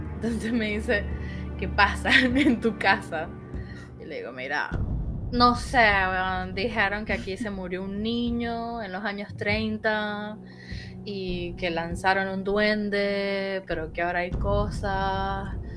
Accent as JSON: {"language": "Spanish", "town": "Caracas", "region": "Capital District", "country": "Venezuela", "tie": "born or raised there", "moved": "as an adult", "lives_now": "Buenos Aires, Argentina", "said": "no sé si lo habrán notado por mi acento, yo soy de Venezuela, pero hace siete años vivo acá en Buenos Aires, en Argentina"}